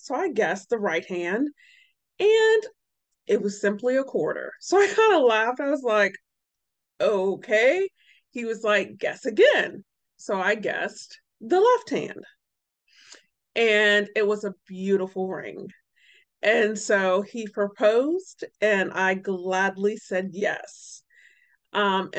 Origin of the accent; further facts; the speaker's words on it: Warren, Ohio, United States; also born or lived in Columbus, Ohio; I'm originally from Warren, Ohio, and for a period of my life, I lived in Columbus, Ohio.